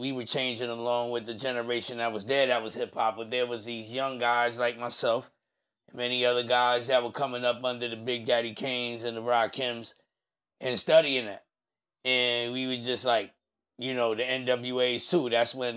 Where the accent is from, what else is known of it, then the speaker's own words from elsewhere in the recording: New York City, New York, United States; also born or lived in California; I'm from Brownsville, Brooklyn. That's where I was born and raised